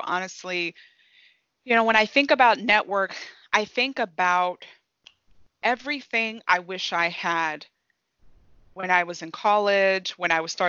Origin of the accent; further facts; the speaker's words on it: Nigeria; moved away; So give you some information about my background. I'm originally from Nigeria. So I immigrated to this country and grew up in a home where hard work was taught.